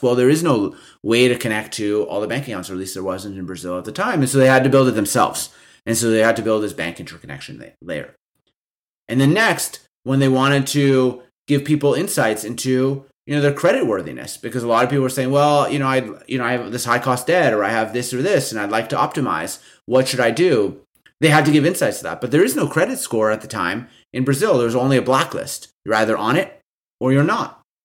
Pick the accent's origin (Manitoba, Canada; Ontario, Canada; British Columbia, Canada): Manitoba, Canada; Winnipeg; I'm from Winnipeg, a s, a small, medium-sized city in, in the middle of Canada